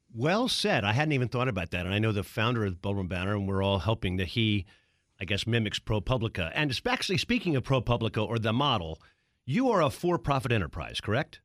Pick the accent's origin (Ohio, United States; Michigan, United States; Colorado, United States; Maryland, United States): Maryland, United States; Baltimore; Is Baltimore in your plans? That's my hometown